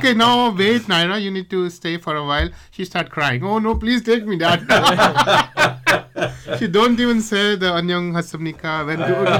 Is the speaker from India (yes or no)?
yes; India; first language Hindi; English is a second language; moved away as an adult; now in South Korea; if I have to relocate back to India